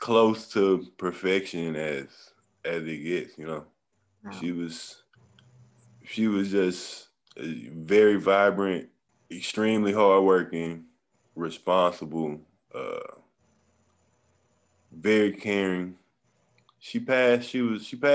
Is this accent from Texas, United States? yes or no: yes; Beaumont, Texas, United States; I'm from Beaumont, Texas.